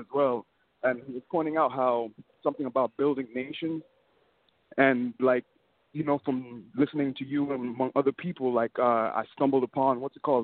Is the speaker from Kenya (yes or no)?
yes; Kenya; now in United States; I'm from East Africa. I'm from Kenya, and our tribes were nations pretty much